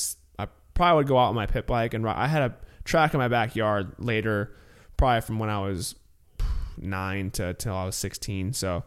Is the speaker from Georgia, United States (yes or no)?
no; California, United States; because I definitely didn't have the normal growing up in California.